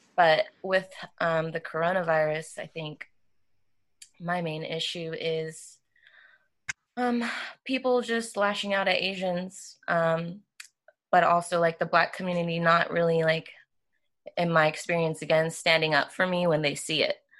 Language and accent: English; Georgia, United States; I was born in Georgia